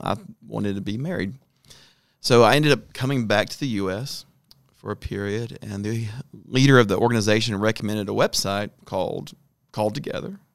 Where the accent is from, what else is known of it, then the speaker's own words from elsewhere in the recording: Atlanta, Georgia, United States; moved away as an adult; now in North Africa; I grew up in Atlanta